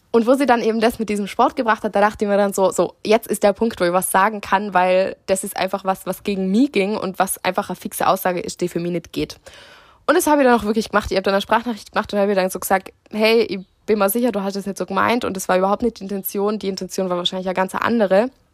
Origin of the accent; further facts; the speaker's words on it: Austria; now in Italy; ich wohne schon da, aber ich bin Österreicherin